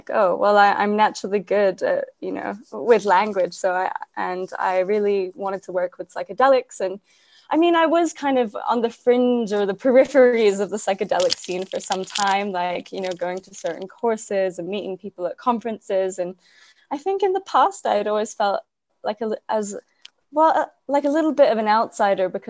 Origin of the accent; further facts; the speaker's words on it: Cyprus; moved away as an adult; also born or lived in Glasgow, Scotland; I grew up in Cyprus, which is a small island in the Mediterranean